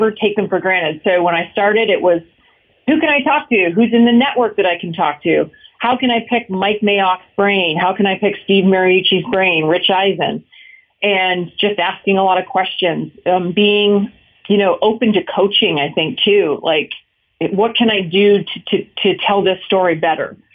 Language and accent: English; Canada; moved away; Growing up in Canada, I was raised in hockey rinks